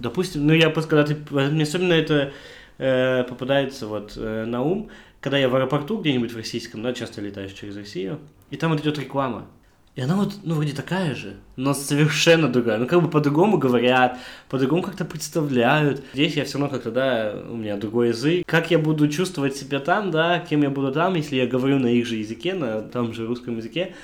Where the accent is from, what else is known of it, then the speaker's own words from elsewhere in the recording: Almaty, Kazakhstan; moved away as an adult; now in Hamburg, Germany; я единственный казах